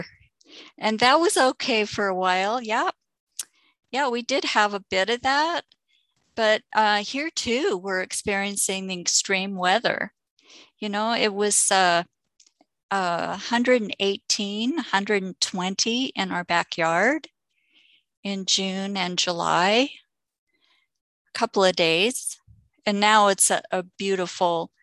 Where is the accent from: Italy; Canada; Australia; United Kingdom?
Canada; also born or lived in Santa Cruz, United States; now in Vancouver Island, Canada; And I'm returning to Canada. I was raised in Canada